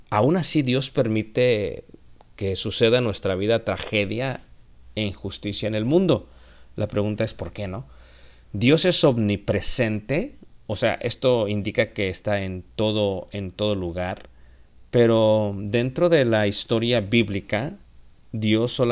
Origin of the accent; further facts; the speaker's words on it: Mexico; Esto es muy diferente a la manera que lo vemos los occidentales y yo soy mexicano, la manera que lo vemos los mexicanos.